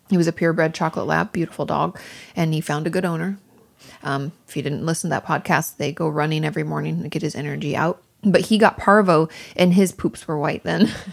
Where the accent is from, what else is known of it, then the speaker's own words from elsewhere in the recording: Washington, United States; also born or lived in Malibu; now in Los Angeles, United States; growing up in Washington State